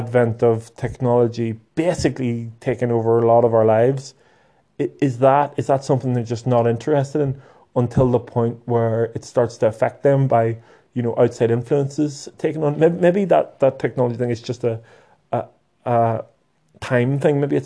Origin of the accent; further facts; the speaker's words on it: Lurgan, Northern Ireland, United Kingdom; Lurgan's my hometown